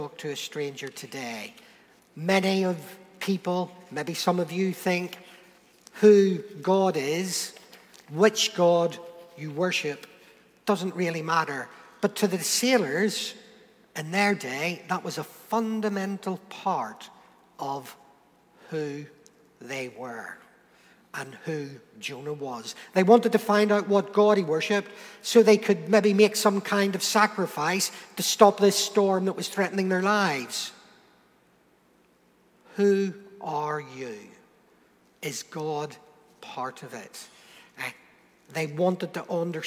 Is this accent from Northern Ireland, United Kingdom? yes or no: yes; Northern Ireland, United Kingdom; moved away as an adult; now in Portsmouth, United Kingdom; I'm British. I'm not English. Okay, I'm from Northern Ireland